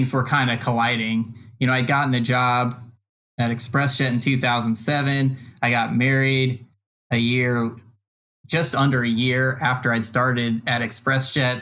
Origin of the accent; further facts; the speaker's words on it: Southern California, United States; I was from Southern California